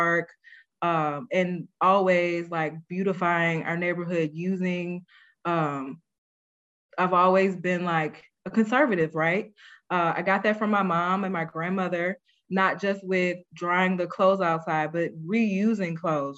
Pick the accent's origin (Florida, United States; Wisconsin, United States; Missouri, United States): Missouri, United States; St. Louis; I grew up in St. Louis as a latchkey kid